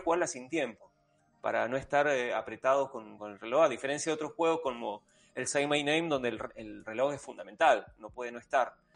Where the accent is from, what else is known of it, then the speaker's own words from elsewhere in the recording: Argentina; como argentino